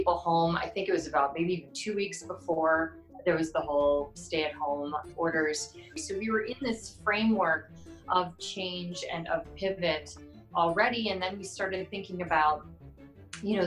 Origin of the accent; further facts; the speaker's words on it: Chicago, Illinois, United States; moved away; I'm from Chicago